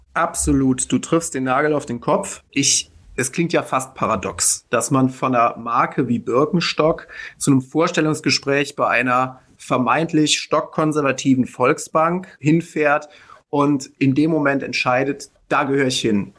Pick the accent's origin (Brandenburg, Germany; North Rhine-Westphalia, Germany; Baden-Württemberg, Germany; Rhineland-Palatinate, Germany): Rhineland-Palatinate, Germany; Middle Rhine, northern; meine Heimatregion, meine Region, aus der ich komme